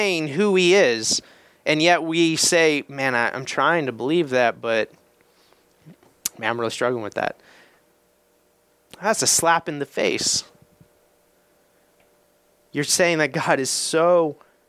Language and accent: English; Indiana, United States; I'm from Indiana.